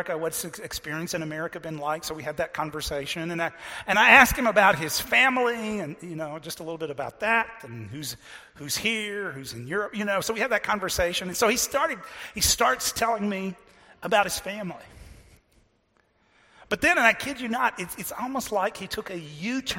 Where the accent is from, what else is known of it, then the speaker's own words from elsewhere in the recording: Texas, United States; I'm from Texas